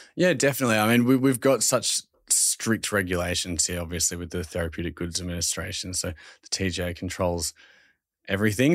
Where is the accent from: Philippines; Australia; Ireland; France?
Australia; accent: Australian; my Australian accent is times ten when I'm over there pitching the brand